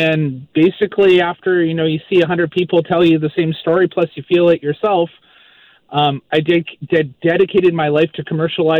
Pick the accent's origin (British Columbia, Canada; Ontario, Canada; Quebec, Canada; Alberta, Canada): British Columbia, Canada; Maple Ridge; also born or lived in Vancouver Island; now in Moncton, Canada; I'm originally from Maple Ridge, BC, grew up in Maple Ridge, and I now live in Moncton, New Brunswick